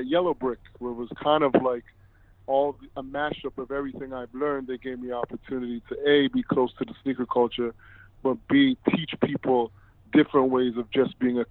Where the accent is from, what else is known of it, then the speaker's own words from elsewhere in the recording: Toronto, Ontario, Canada; I'm originally from Toronto